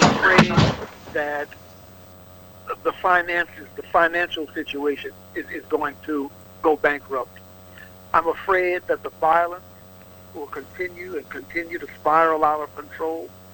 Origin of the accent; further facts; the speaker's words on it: Opelousas, Louisiana, United States; Opelousas, my hometown